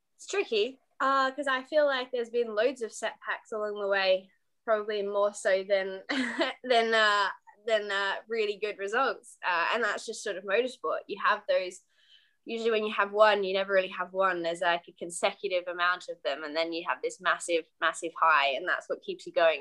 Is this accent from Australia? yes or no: yes; Australia; now in United Kingdom; I'm Australian racing driver uh, based in the UK